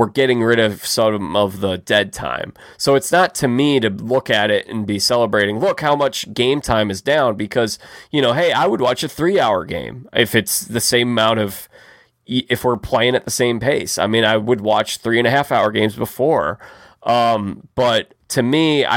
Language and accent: English; Chicago, Illinois, United States; growing up in Chicago